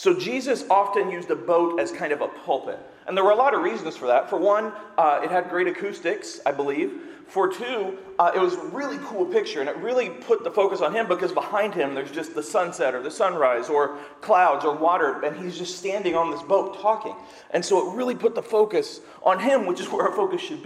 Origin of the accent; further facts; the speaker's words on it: Seymour, United States; I'm from Seymour. We used to have farm day for the high school